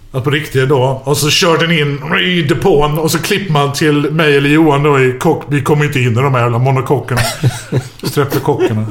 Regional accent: Skåne, Sweden; vi är från Skåne!

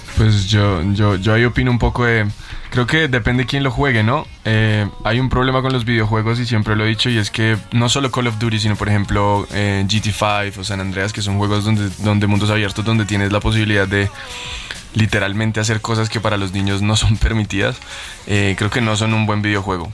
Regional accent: Colombia; vengo de Colombia

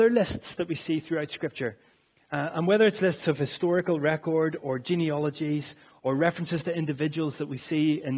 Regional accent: Northern Ireland, United Kingdom; as Northern Irish people

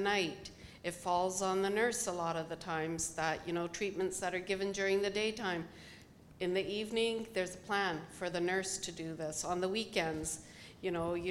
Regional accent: Canada; We're Canadian

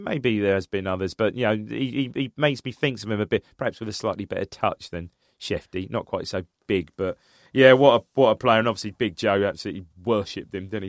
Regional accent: United Kingdom; I grew up in Charter

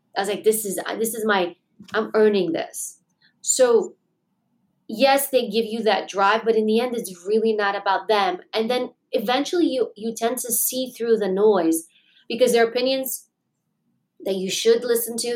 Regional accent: New York City, New York, United States; I grew up in Queens, New York.

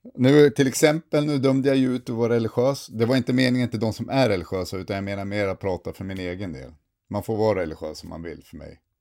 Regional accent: Sundsvall, Västernorrland County, Sweden; now in Luleå, Sweden; jag är ju från Sundsvall

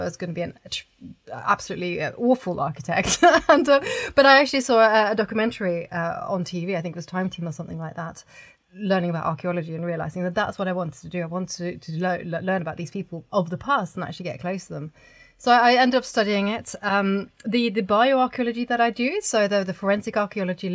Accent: Oslo, Norway; I grew up in Oslo in Norway

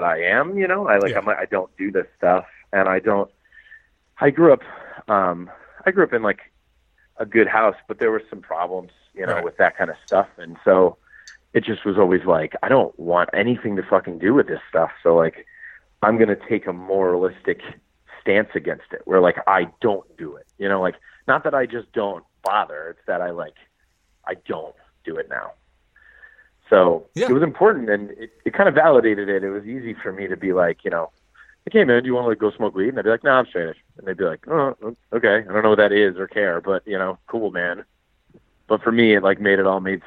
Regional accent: Manchester, New Hampshire, United States; moved away; also born or lived in Boston, Massachusetts; my hometown is Manchester

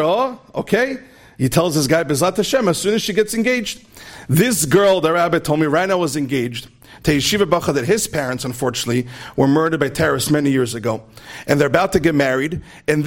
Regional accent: Lakewood, New Jersey, United States; I was a Lakewood boy. I grew up in Lakewood, right next door over here.

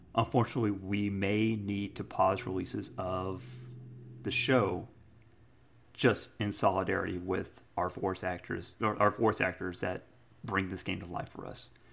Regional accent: United States; I'm an American

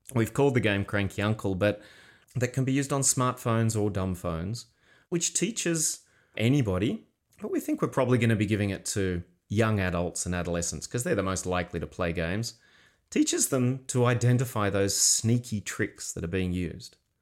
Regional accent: Australia; we're Australian

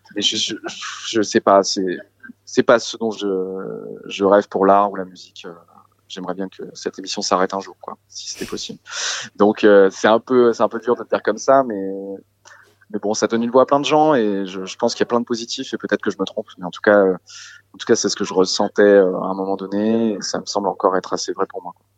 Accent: Saint-Gilles-Croix-de-Vie, Pays de la Loire, France; autour de chez moi en Vendée Saint-Gilles-Croix-de-Vie, d'où je viens

